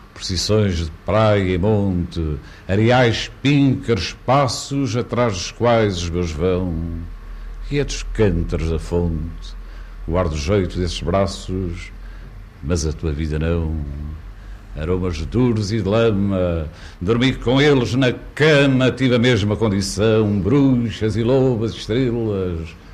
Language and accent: Portuguese; Porto, Norte, Portugal; Cidade Minha é o Porto, a cidade onde nasci, a cidade onde vivo